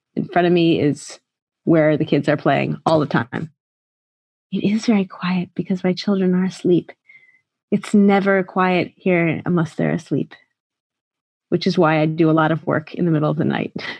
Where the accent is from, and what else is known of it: United States; moved away as an adult; now in Shanghai, China